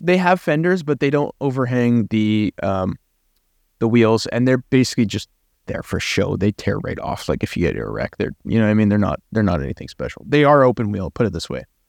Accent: Canada; I'm Canadian. I don't, I don't, I'm not French

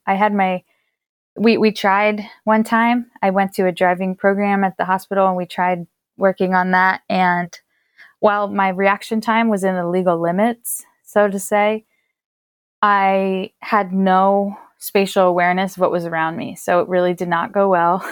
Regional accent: Pennsylvania, United States; my home state of Pennsylvania

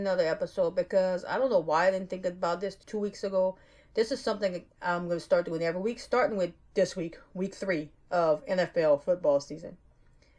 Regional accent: Louisiana, United States; being that I'm a Louisiana girl, or Louisiana woman

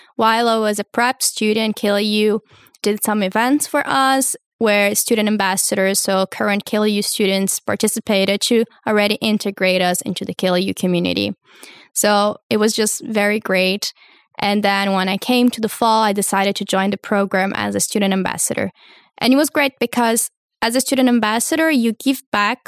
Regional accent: Brazil; also born or lived in United States; now in Hamburg, Germany; I come from Brazil, finished high school in the U S

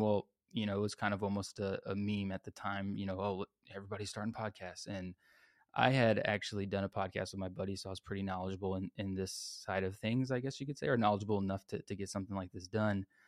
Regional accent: San Antonio, Texas, United States; I grew up here in San Antonio, Texas

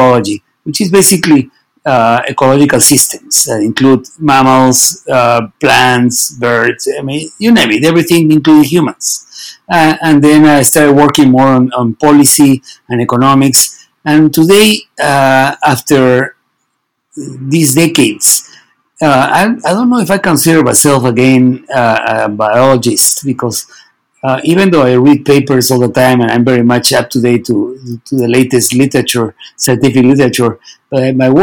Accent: Peru; I'm from Peru

